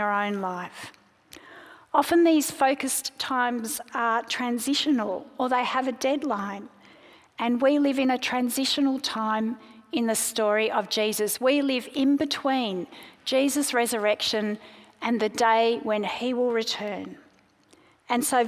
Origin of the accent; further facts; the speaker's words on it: Sydney, New South Wales, Australia; also born or lived in South Africa; now in Melbourne, Australia; My family moved to Sydney when I was 5, and we became Australian citizens